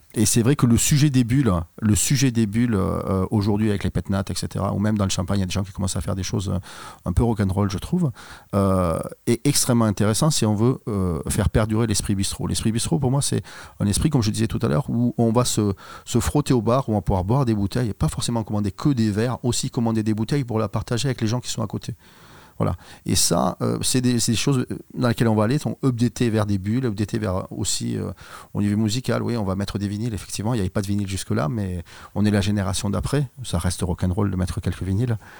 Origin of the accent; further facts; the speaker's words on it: Carmaux, Occitania, France; on a grandi à, on a grandi à Carmo. Carmo, c'est le pays de Jaurès